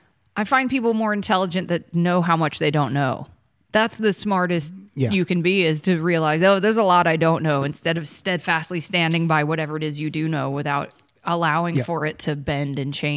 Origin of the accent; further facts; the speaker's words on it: Georgia, United States; moved away as an adult; also born or lived in Los Angeles; I grew up with you in Georgia. I only just recently moved.